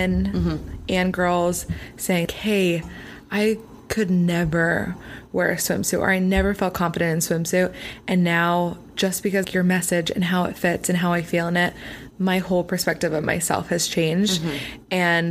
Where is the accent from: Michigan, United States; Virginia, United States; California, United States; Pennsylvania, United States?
Pennsylvania, United States; now in Los Angeles, United States; I'm not from LA. I'm from Pennsylvania